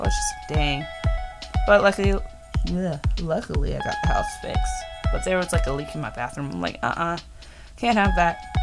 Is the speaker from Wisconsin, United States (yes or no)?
no; Florida, United States; born or raised there; also born or lived in Virginia, United States